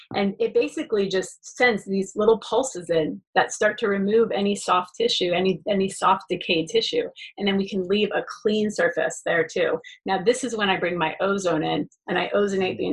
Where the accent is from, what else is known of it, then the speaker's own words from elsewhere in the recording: Florida, United States; moved away as an adult; also born or lived in Gainesville, Florida; now in Beverly Hills, United States; I'm you know born and raised in Florida for first 30 years of my life.